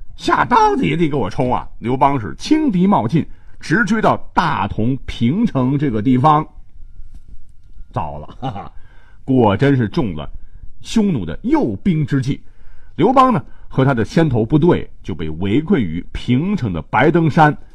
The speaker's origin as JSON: {"language": "Chinese", "country": "China", "said": "咱们中国人"}